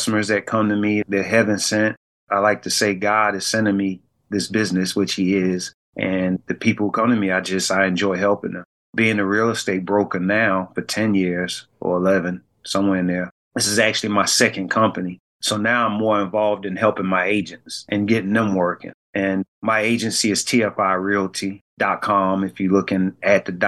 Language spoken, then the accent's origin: English; Savannah, Georgia, United States; we're from Savannah